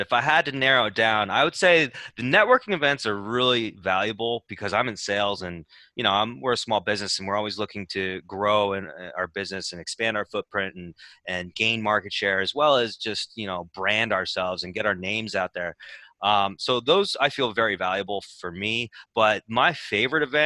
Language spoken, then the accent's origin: English; Northwestern, Pennsylvania, United States; I live in Schnecksville, and I grew up in Northwestern Territory